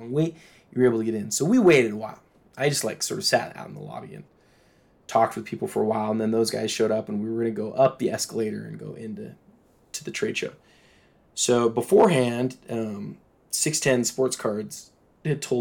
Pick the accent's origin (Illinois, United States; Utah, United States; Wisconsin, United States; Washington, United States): Utah, United States; Salt Lake City; I'm from Salt Lake